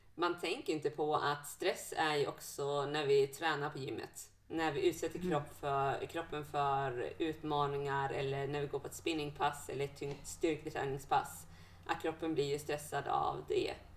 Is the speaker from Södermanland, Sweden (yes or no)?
no; Bjurholm, Västerbotten County, Sweden; now in Umeå, Sweden; När jag växte upp hemma i Bjurholm